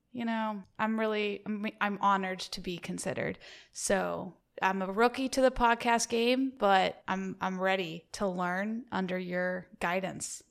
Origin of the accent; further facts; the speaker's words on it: the South, United States; accent: Southern; being from the South, I like to do my Southern accent a lot.